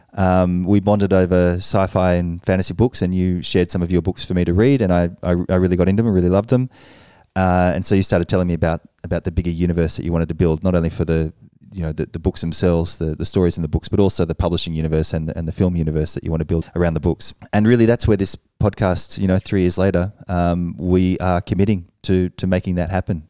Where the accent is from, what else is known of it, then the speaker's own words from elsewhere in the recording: Australia; moved away as an adult; now in Paris, France; I'm an Australian who's been living in Paris for five years now.